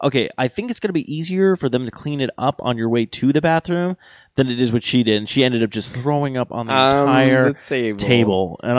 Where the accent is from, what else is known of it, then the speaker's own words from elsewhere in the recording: Ireland; I like Jaeger, actually. I'm Irish. I drink anything.